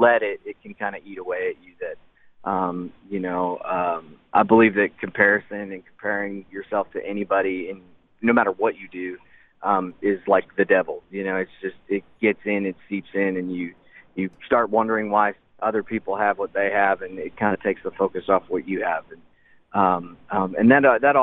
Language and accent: English; Spirit River, Alberta, Canada; growing up in Spirit River, Alberta